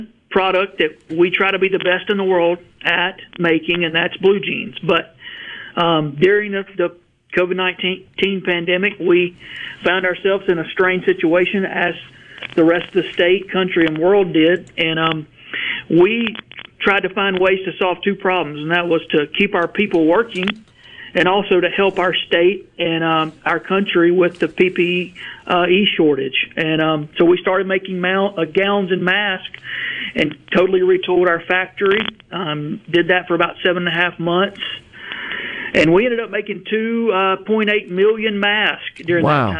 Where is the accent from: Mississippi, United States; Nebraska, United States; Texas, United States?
Mississippi, United States; Verona; I grew up in Verona, just outside of Tupelo